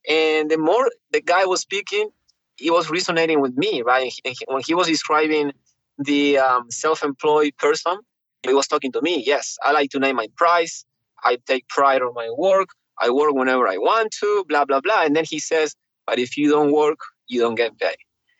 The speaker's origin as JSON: {"language": "English", "region": "Neuquén", "country": "Argentina", "also_born_or_lived": "Mendoza, Argentina", "said": "Patagonia. Patagonia. That's south Neuquén."}